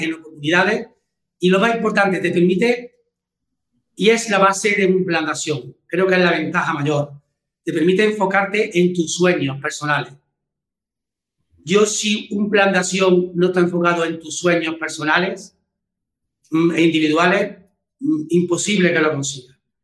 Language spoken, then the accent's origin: Spanish; Córdoba, Andalusia, Spain; yo soy de Córdoba